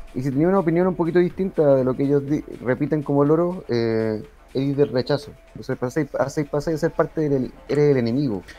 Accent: Chile; somos chilenos

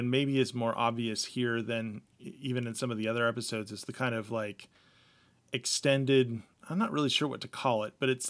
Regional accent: United States; as an American

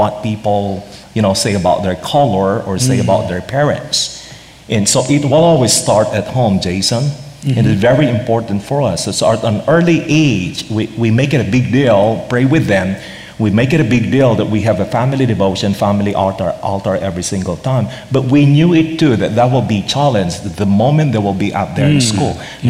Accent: Philippines; With the Asian American context, for Filipino, for one, we're very relational

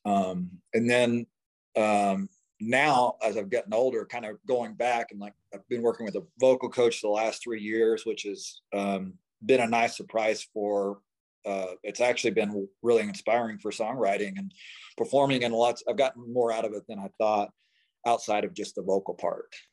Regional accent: Oklahoma, United States; now in Denver, United States; I grew up in Oklahoma, small town Oklahoma

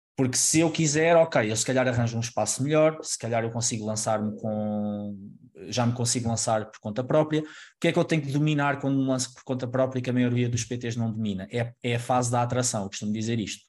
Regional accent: Alcobaça, Centro, Portugal; moved away as an adult; now in Lisbon, Portugal; eu sou de Alcobaça, uma, uma cidade mais pequena

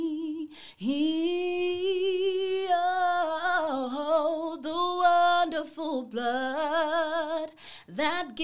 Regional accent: Mpumalanga, South Africa; I'm from Mpumalanga

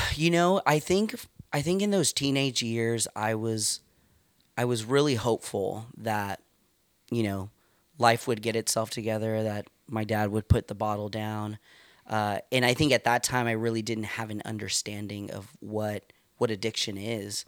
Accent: Stockton, California, United States; moved away as an adult; now in Santa Rosa, United States; I grew up in East Side Stockton

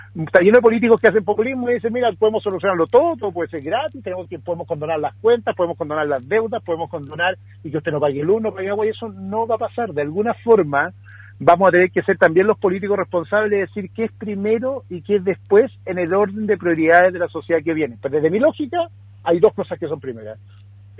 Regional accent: Puerto Montt, Los Lagos, Chile; Mira, yo soy de Puerto Montt, entonces soy de Puerto Montt

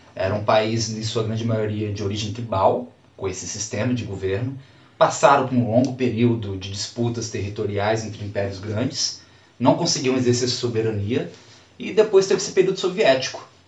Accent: Brazil; enquanto brasileiro

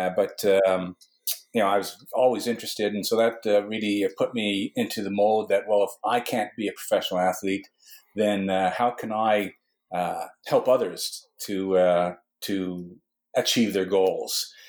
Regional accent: Western Canada, Canada; now in Newfoundland, Canada; I was born in Western Canada

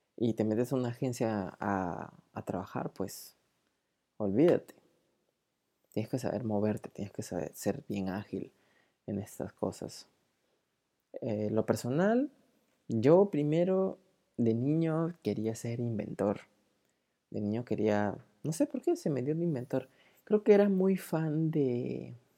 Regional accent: Peru; also born or lived in Lima; soy de Perú, y vivo en Lima

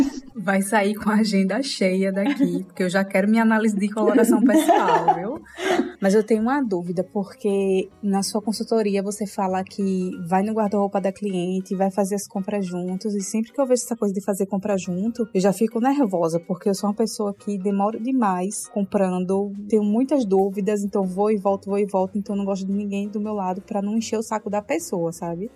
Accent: Maceió, Alagoas, Brazil; now in Netherlands; aqui somos de Maceió

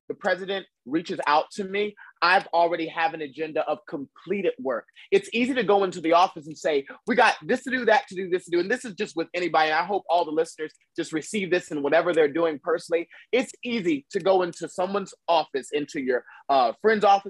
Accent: the South, United States; I'm from the South

